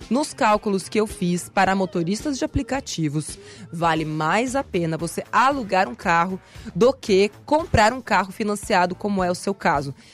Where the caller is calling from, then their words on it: Mauá, São Paulo, Brazil; sou aqui de Mauá, São Paulo